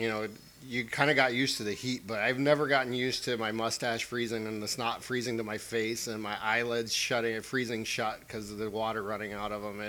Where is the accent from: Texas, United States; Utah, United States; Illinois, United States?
Texas, United States; Conroe; moved away; also born or lived in Houston, Texas / Italy; I'm originally from a little place outside of Houston, Texas called Conroe. A little small place. So I usually tell people I'm from Houston.